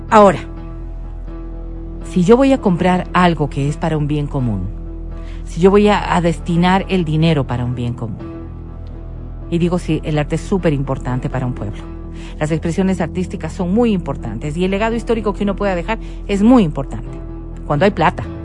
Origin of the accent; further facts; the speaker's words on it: Otavalo, Imbabura, Ecuador; Nací en Otavalo, pues.